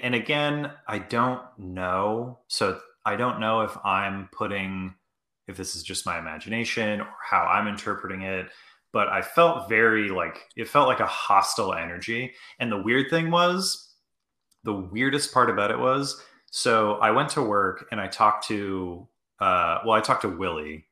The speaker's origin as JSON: {"language": "English", "region": "Maine", "country": "United States", "tie": "born or raised there", "moved": "yes", "said": "me and Greg grew up together. Uh, Greg, we're both from Maine originally"}